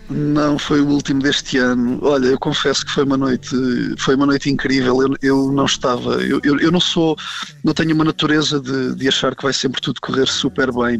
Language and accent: Portuguese; Portugal; also born or lived in Angola; apesar de ser português e, e, apesar de ter nascido em Portugal